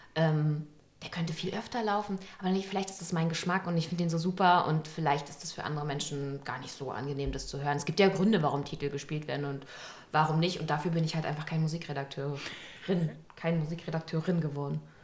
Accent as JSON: {"language": "German", "region": "Berlin", "country": "Germany", "tie": "born or raised there", "said": "bin ich sozusagen in beiden Bezirken groß geworden"}